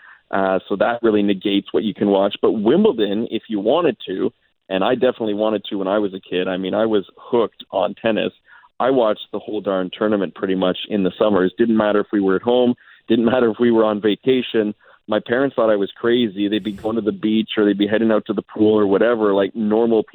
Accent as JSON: {"language": "English", "town": "Montreal", "region": "Quebec", "country": "Canada", "tie": "born or raised there", "said": "growing up in Montreal"}